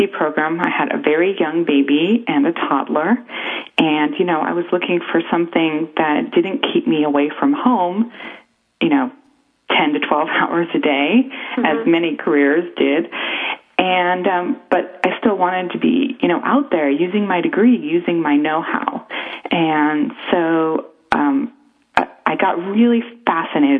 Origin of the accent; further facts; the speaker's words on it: Chicago, Illinois, United States; now in Bay Area, United States; I grew up in Chicago